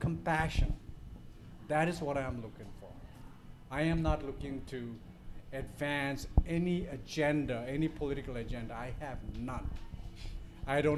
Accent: Bhutan; now in Plattsburgh, United States; I'm from Bhutan

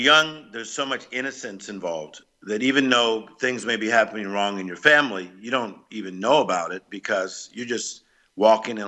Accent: Compton, California, United States; I was raised in Compton, California, which is in the Los Angeles area

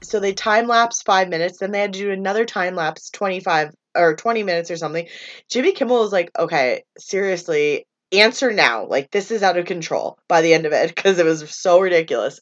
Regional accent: Canada

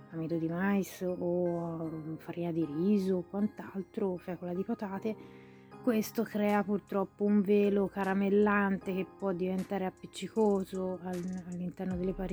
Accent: Tuscany, Italy; Sono toscana, quindi io ho rinunciato da tantissimo tempo all'idea della bistecca

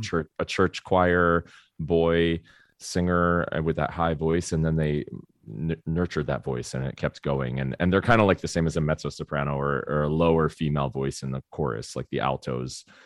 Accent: Florida, United States; I grew up in Florida

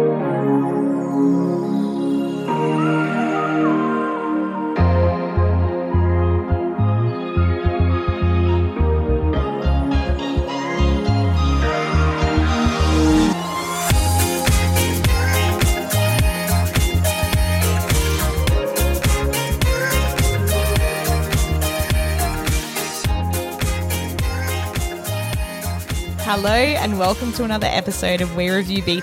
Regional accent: Australia; as an Australian, we have

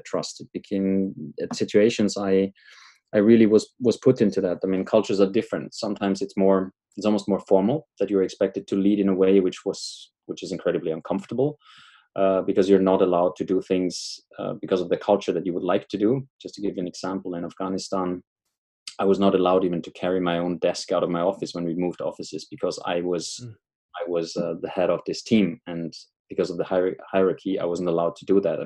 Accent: Austria; moved away as an adult; I left my home country, Austria, many years back

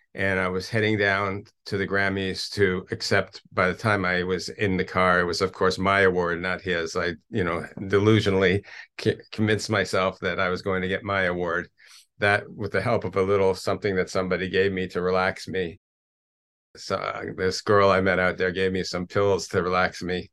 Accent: Toronto, Ontario, Canada; moved away as an adult; now in Israel; I grew up in Toronto, a native Canadian

